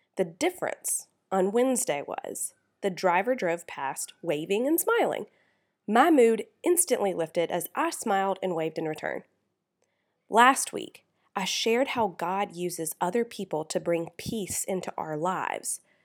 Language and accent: English; South Carolina, United States; I'm from South Carolina, where you wave at people whether you know them or not